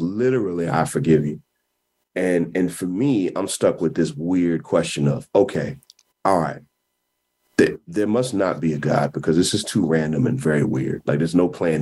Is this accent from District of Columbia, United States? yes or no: no; Kansas City, Missouri, United States; I was born in Kansas City, Missouri